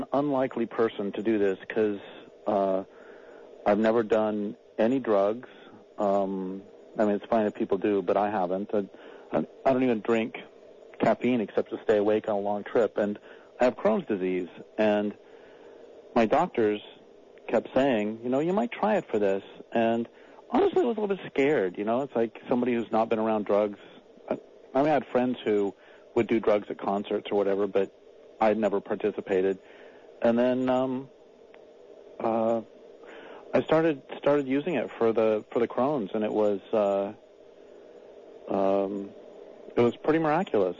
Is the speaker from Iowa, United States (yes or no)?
no; Colorado, United States; also born or lived in Nebraska / Nevada / North Idaho / Eastern Washington; now in Crescent City, United States; I was born in Nebraska, grew up in Colorado